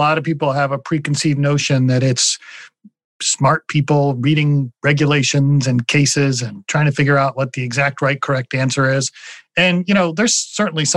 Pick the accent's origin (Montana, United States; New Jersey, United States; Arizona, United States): New Jersey, United States; Lawrenceville; I grew up in Lawrenceville between Trenton and Princeton